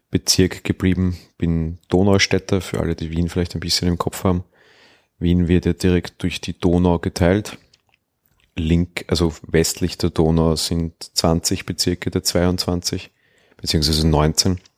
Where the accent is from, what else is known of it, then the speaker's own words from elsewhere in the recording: Switzerland; Bei uns in der Schweiz gibt es auch eine Matura.